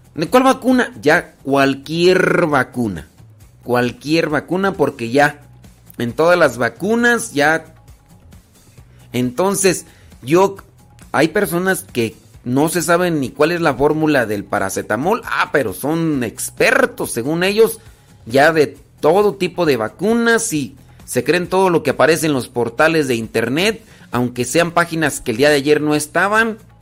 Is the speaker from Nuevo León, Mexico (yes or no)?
no; Rancho de los Órganos, Guanajuato, Mexico; also born or lived in Acámbaro, Guanajuato; Yo, soy de Acámbaro, de ahí nací, en Acámbaro, Guanajuato, aunque crecí en el rancho de los órganos, Guanajuato.